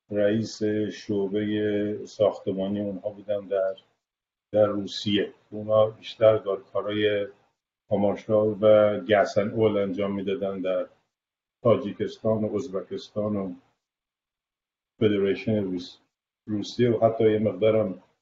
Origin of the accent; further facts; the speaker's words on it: Tehran, Tehran Province, Iran; moved away as an adult; now in United States; بله صد درصد من متولد تهرانم و فارغ التحصیل در بیرستان البرز به بله. من مال اون گروه آخر نظام قدیمه که بعد از من شدن نظام راهنمایی من آخرین فارغ تاثیر نظام قدیم از دبیرستان البرزم